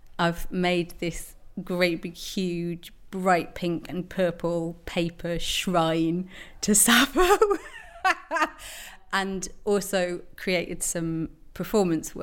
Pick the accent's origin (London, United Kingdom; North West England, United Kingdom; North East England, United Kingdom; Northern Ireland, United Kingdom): North East England, United Kingdom; Bishop Auckland; I grew up in Bishop Auckland, which is just down the road.